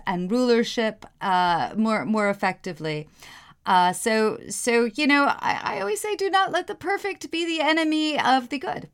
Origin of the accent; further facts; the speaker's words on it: New York, United States; moved away; I'm from the Upper West Side of New York